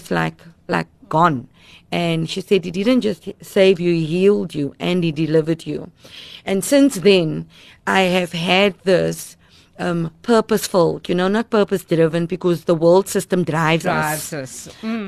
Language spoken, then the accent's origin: English; Cape Town, Western Cape, South Africa; I grew up in Mitchell's Plain